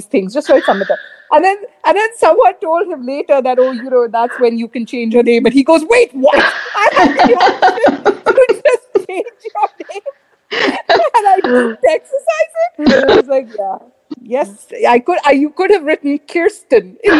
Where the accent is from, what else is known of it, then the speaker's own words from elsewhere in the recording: India; now in United States; I'm Indian.